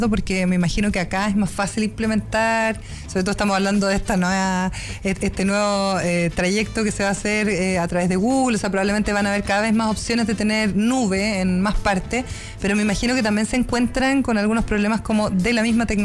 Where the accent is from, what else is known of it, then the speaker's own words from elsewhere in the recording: Osorno, Los Lagos, Chile; Yo soy de Osorno.